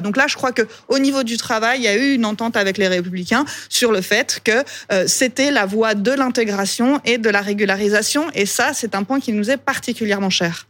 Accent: Pays de Gex, Auvergne-Rhône-Alpes, France; je viens du pays de Gex, on est dans un secteur frontalier

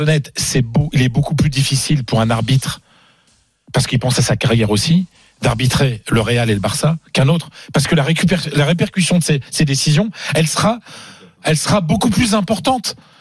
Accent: France; je suis français

